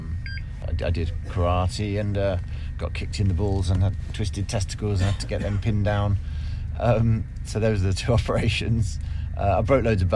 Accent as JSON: {"language": "English", "town": "Kettering", "region": "East Midlands", "country": "United Kingdom", "tie": "born or raised there", "said": "I was born in Kettering, which is a small town in Northamptonshire, you know, and it was rough when I was growing up."}